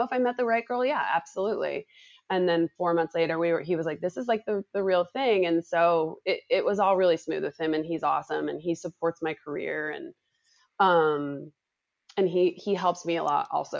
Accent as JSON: {"language": "English", "region": "Utah", "country": "United States", "moved": "as an adult", "lives_now": "Los Angeles, United States", "said": "I'm from Utah, went to school there and I worked at a small agency there when I got done with school"}